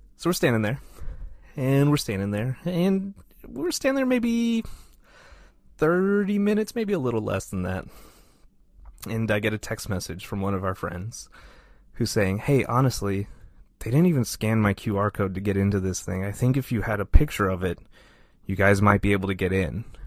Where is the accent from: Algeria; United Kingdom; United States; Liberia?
United States; Texas; I'm from Texas.